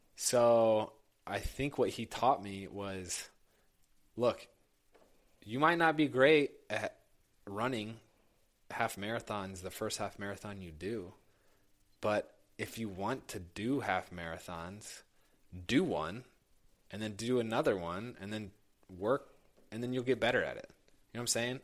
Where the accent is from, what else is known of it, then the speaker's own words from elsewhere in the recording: Indianapolis, Indiana, United States; I grew up in Indianapolis